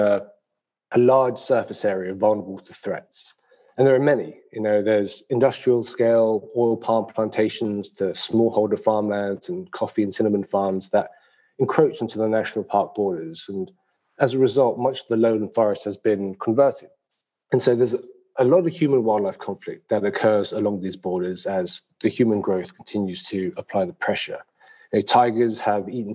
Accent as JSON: {"language": "English", "region": "London", "country": "United Kingdom", "tie": "born or raised there", "said": "being born and raised in London, England"}